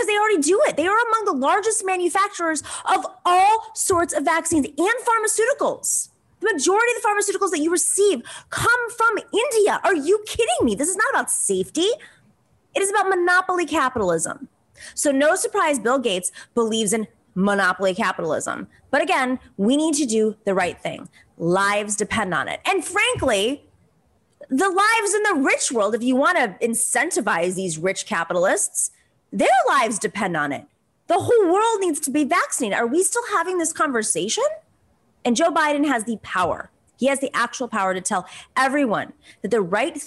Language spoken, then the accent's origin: English; Greece; now in United States; in Greece right now, my home country